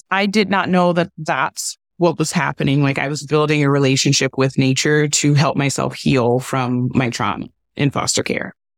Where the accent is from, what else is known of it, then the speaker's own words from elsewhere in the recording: Cleveland, Ohio, United States; I was in foster care with one of my older siblings growing up in Cleveland, Ohio